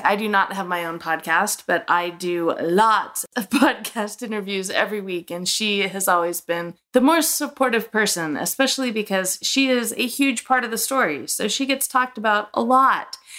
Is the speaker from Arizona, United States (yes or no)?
yes; Arizona, United States; we were both pretty much born and raised here in Arizona